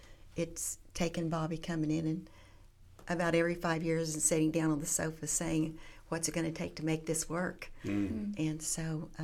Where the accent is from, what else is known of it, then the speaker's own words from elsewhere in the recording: Duncan, Oklahoma, United States; also born or lived in Marlow, Oklahoma; I grew up in Duncan. It's south. It's very close to Central